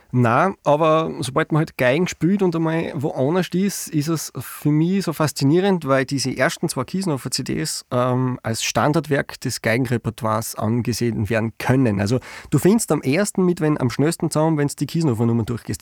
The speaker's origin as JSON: {"language": "German", "region": "Styria", "country": "Austria", "said": "bei uns in der Steiermark"}